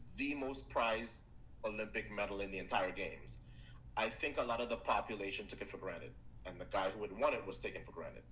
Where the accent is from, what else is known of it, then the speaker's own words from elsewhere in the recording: Trinidad & Tobago; my home country of Trinidad